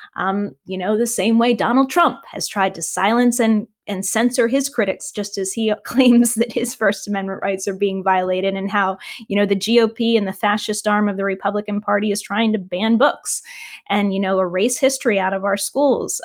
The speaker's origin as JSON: {"language": "English", "region": "Virginia", "country": "United States", "said": "I'm from Virginia"}